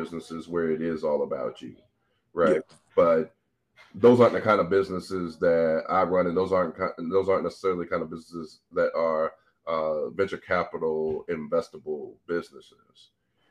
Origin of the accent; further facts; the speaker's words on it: St. Louis, Missouri, United States; I'm born and raised in St. Louis, Missouri